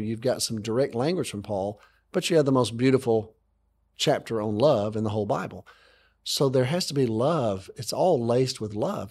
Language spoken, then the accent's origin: English; Alabama, United States; I grew up in America, okay, and I, I grew up in Alabama.